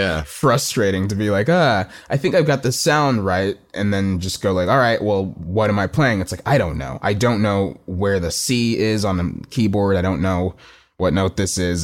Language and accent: English; Plano, Texas, United States; also born or lived in Austin, Texas; growing up in Plano is a very suburban place